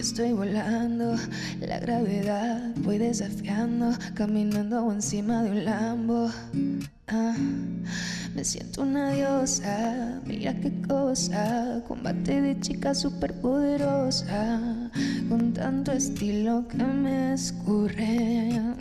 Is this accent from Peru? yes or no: no; Fresnillo, Zacatecas, Mexico; De Zacatecas, orgullosamente ah, fresnillense, nací en Fresnillo, en el estado de Zacatecas